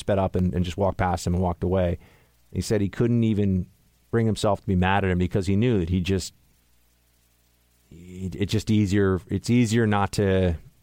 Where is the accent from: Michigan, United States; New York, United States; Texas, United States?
New York, United States; New York City; growing up in New York City, there were a lot of drugs here